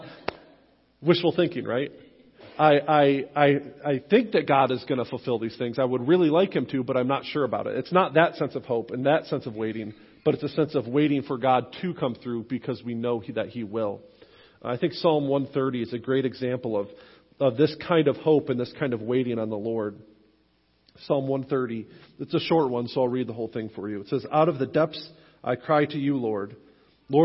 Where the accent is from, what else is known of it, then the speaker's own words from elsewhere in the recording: Western New York, United States; moved away; growing up in Western New York, I'm a lifelong Buffalo Bills fan